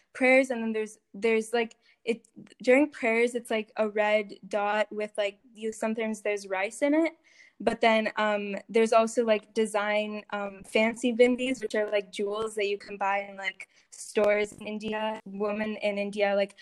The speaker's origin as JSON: {"language": "English", "country": "Canada", "tie": "born or raised there", "said": "I was born here in North America"}